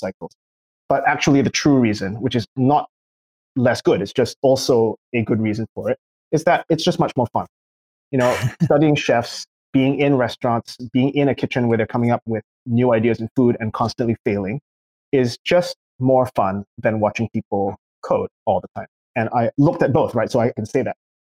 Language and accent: English; Singapore; moved away; also born or lived in California; I'm from Singapore originally.